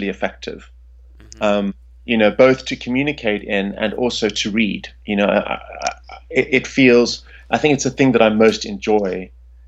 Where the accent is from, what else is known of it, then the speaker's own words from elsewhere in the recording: Pretoria, Gauteng, South Africa; I grew up in South Africa in the capital city, which is called Pretoria